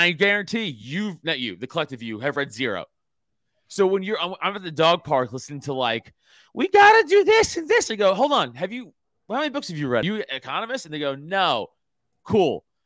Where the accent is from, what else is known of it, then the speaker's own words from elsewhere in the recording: New York, United States; moved away; I'm from New York, in the comedy world